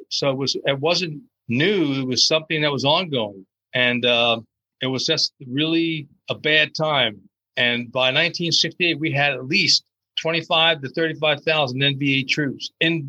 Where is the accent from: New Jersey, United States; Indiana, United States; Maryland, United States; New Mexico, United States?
New Jersey, United States; Trenton; I grew up in Trenton, New Jersey, which is on the east coast of the United States.